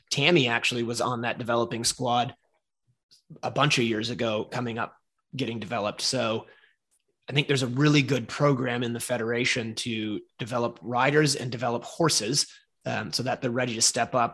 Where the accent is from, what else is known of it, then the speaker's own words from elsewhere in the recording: United States; as an American event writer, as a member of the USEF committees